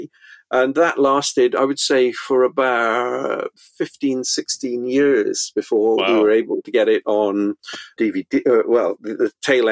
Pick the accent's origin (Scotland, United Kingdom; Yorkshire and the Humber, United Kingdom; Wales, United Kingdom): Wales, United Kingdom; Pontypridd; I grew up in South Wales